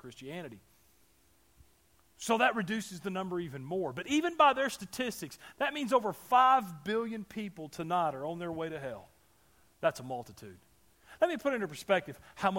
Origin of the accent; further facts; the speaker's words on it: Alabama, United States; I'm from Alabama